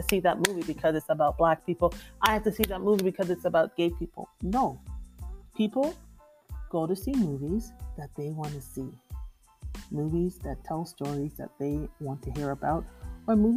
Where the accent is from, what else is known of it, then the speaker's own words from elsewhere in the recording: Jamaica; I'm from Jamaica, and it's considered a matriarchal society